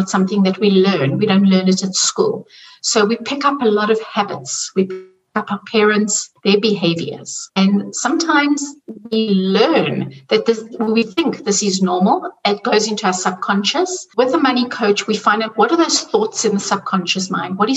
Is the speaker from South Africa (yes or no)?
yes; South Africa; now in Zurich, Switzerland; I'm originally from South Africa, and you can hear by the accent, and I'm living in Zurich in Switzerland.